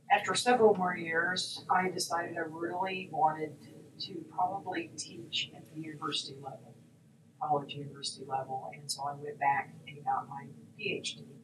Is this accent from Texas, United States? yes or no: yes; Texas, United States; Well, I grew up in West Texas uh